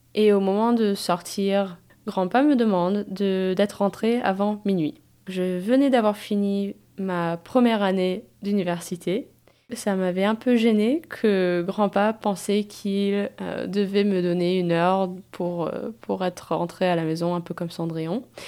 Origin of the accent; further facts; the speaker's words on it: United States; Je suis née, j'ai grandi et j'habite aux États-Unis